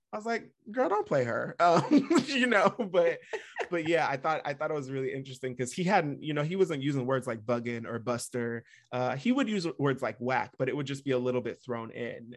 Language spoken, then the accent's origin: English; Vacaville, California, United States; We grew up in Vacaville, and there were not a lot of black families